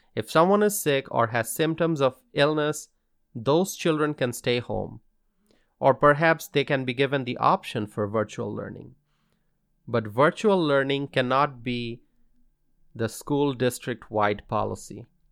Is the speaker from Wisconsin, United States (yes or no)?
yes; Wisconsin, United States; In my home state of Wisconsin